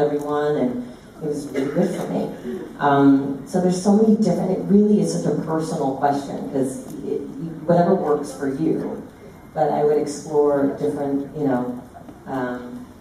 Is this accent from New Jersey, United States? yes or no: no; New York City, New York, United States; when I was growing up in Brooklyn